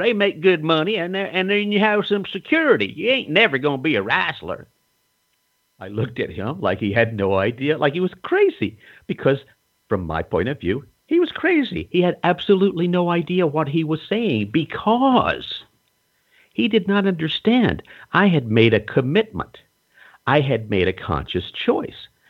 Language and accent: English; North Carolina, United States; I grew up in North Carolina in a small town